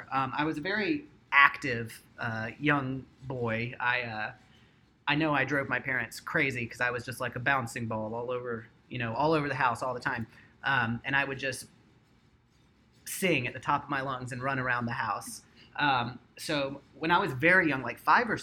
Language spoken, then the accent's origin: English; North Carolina, United States; I grew up in North Carolina